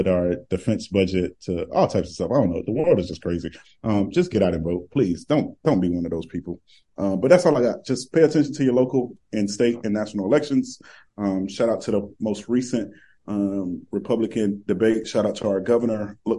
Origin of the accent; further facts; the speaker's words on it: Winter Haven, Florida, United States; my hometown of Winter Haven